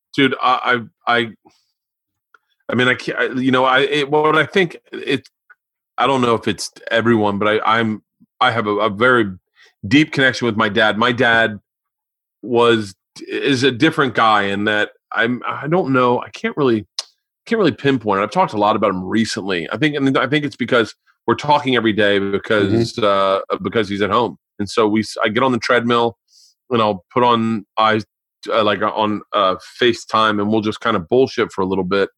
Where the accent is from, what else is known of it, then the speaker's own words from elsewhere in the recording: Florida, United States; I grew up in Florida